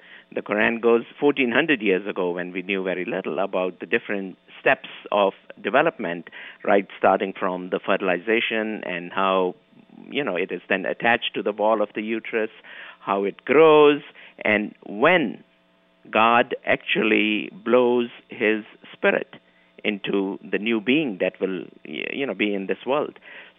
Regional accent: Kenya; moved away as an adult; also born or lived in Pakistan; now in New York, United States; I was born in Kenya, East Africa. The family moved from Pakistan to Africa about 200 years ago. So we were born and brought up there.

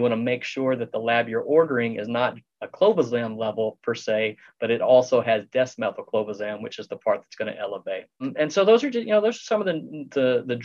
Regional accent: Texas, United States; I'm from Texas

